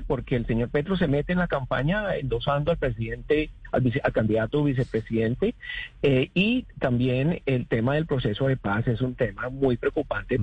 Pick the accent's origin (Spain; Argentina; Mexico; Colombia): Colombia; now in Florida, United States; nuestro país de origen